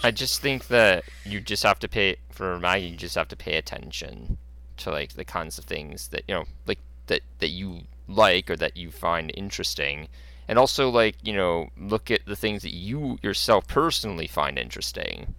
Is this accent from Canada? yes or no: yes; Canada; I'm a Canadian guy